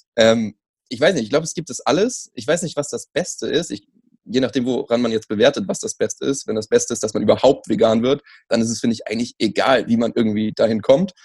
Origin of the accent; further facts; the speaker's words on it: Germany; ich bin Deutsche. Äh, keine slawischen Wurzeln.